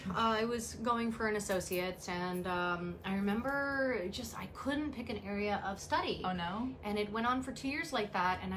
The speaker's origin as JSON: {"language": "English", "town": "New York City", "region": "New York", "country": "United States", "tie": "born or raised there", "said": "we grew up in the Bronx"}